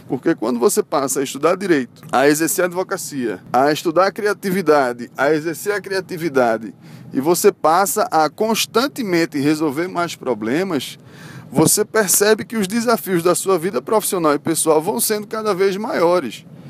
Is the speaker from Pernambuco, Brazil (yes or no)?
yes; Recife, Pernambuco, Brazil; sou de Recife